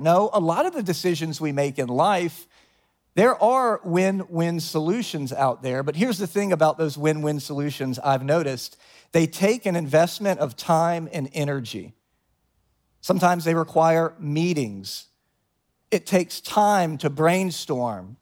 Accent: the South, United States; now in New York, United States; I come from the South, and down South, everyone's kind of fake nice

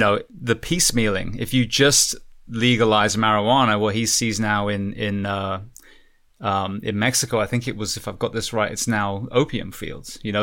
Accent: England, United Kingdom; now in United States; I'm, I'm originally from England

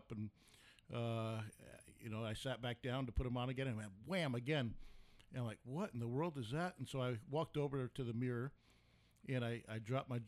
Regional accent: New York, United States; now in Arizona, United States; I'm from New York

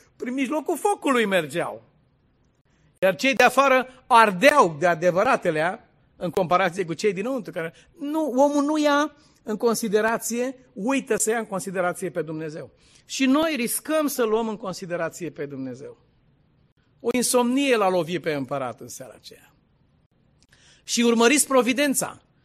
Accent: Dâmbovița County, Romania; la malul cu flori în Dâmbovița, de unde sunt eu, de acolo, unde e casa noastră

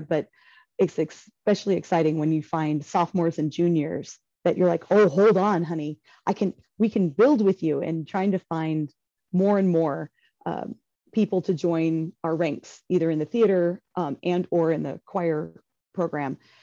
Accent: Bakersfield, California, United States; also born or lived in Chico, California; I grew up in the Bakersfield area, eh, in the that's in the southern Central Valley of California

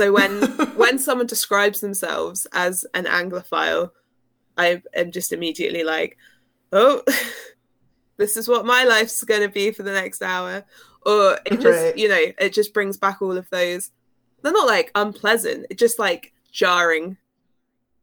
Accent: United Kingdom; now in United States; being a Brit in America

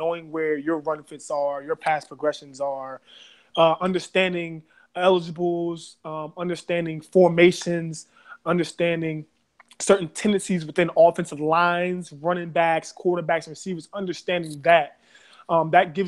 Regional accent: Baltimore, Maryland, United States; I am from Baltimore City. I grew up in the west side of Baltimore City

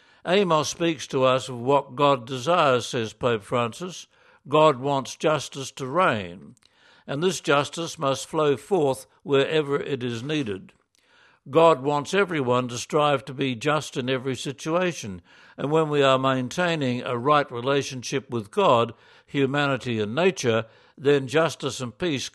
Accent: Geelong, Victoria, Australia; During summer, our family would go camping at Ocean Grove, a beachside town 40 minutes from my hometown Geelong, 1 hour west of Melbourne.

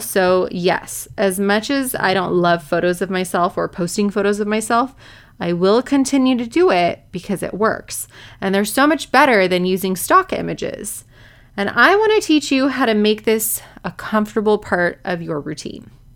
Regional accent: Orange County, California, United States; I'm from Orange County. My office is in Newport Beach

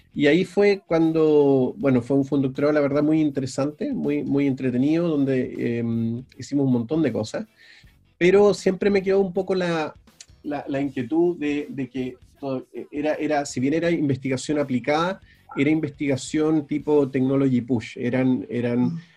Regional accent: Valdivia, Los Ríos, Chile; also born or lived in Río Bueno, Chile / Belgium; yo soy del sur, yo soy de, yo nací en Valdivia, viví, eh, en, eh, en Río Bueno, sí, en, en un pueblo más chico al sur todavía, eh, los primeros ocho años

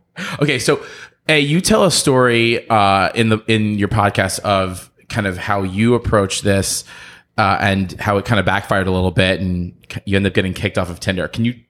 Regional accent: Philadelphia, Pennsylvania, United States; that's like my hometown. First of all, my hometown. Yeah. So go Eagles, go Birds.

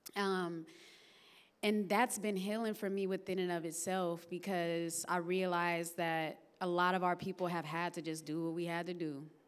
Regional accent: Vallejo, California, United States; also born or lived in Oakland; I'm from Vallejo, California

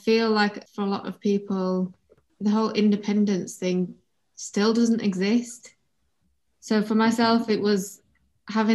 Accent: Leeds, Yorkshire and the Humber, United Kingdom; I'm a Pakistani Muslim woman from Leeds

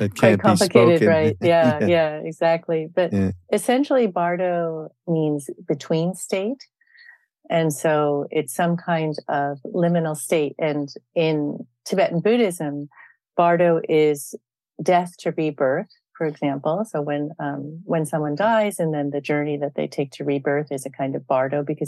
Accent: California, United States; also born or lived in Andalusia, Spain / Darjeeling / Kathmandu; growing up in California, you know, in the for example, in the 1970s

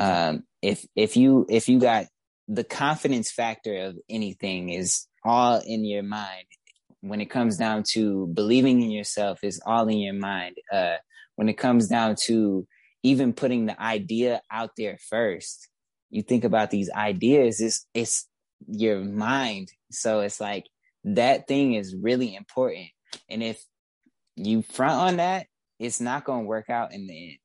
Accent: Detroit, Michigan, United States; also born or lived in Woodbridge, Detroit / Midtown, Detroit; I was raised specifically in West Warren. So yeah, West West Side

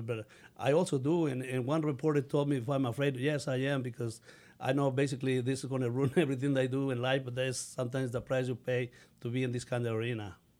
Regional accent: Mexico; English is a second language; now in United States; I learned English when I was uh, 16, so, and I still speak with an accent, but I feel proud of having an accent. I'm really a Mexican, but also an American

